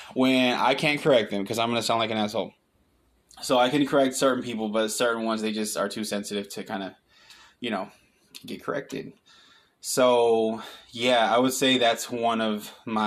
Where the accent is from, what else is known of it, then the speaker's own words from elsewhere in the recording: Pontiac, Michigan, United States; also born or lived in Waterford, Michigan / Lake Orion Township, Michigan / Auburn Hills, Michigan; now in Texas, United States; I'm from Michigan. I was born and raised there. I'm from Pontiac, Michigan